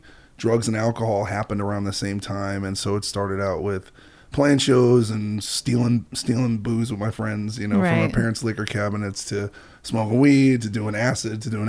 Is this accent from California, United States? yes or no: no; New York City, New York, United States; moved away as an adult; also born or lived in Los Angeles; I grew up in Brooklyn, and I'm 39